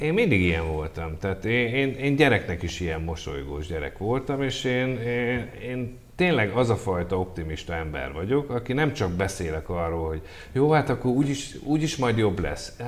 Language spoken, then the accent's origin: Hungarian; Hungary; mint magyar ember